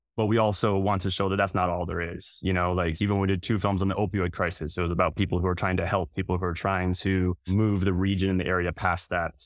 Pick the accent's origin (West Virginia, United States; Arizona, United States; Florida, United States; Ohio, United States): West Virginia, United States; North Central; I grew up in North Central West Virginia